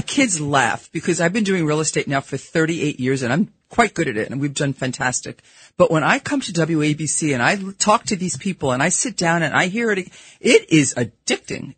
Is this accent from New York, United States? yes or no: yes; New York City, New York, United States; accent: Brooklyn; my horrible Brooklyn accent that yeah. comes out because I'm a New Yorker